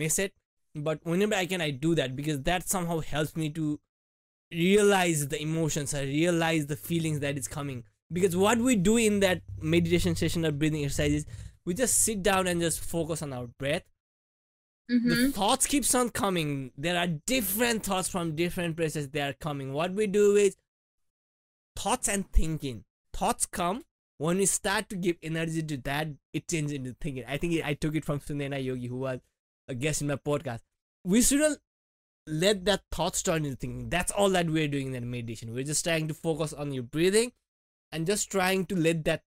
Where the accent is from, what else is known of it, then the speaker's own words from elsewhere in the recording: India; moved away; being an Indian student and working and studying